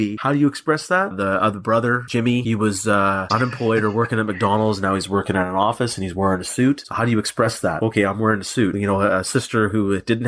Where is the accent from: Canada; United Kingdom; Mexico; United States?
Canada; We're Canadian